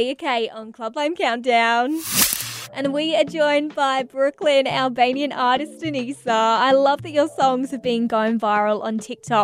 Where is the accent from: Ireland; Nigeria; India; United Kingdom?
United Kingdom; England; now in Australia; I'm from England originally.